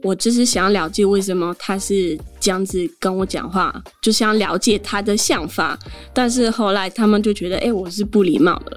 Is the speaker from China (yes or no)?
no; Geneva, Switzerland; first language French; Chinese is a second language; moved away as an adult; also born or lived in Portugal (family); now in Taiwan; 我一直就是在瑞士出生，在，呃，瑞士长大了，所以我的母语就算是法文